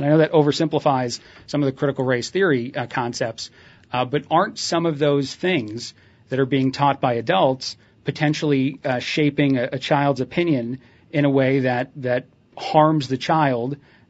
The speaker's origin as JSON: {"language": "English", "region": "Indiana", "country": "United States", "tie": "born or raised there", "also_born_or_lived": "New Jersey", "said": "because I learned about slavery as a kid growing up in Indiana and in New Jersey are some of the places where I had my education."}